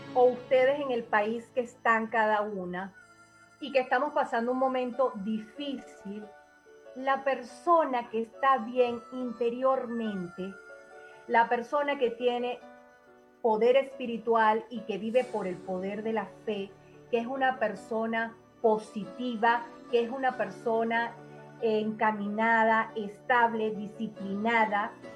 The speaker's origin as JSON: {"language": "Spanish", "country": "Venezuela", "said": "seguir eh, establecida en mi país por ahora"}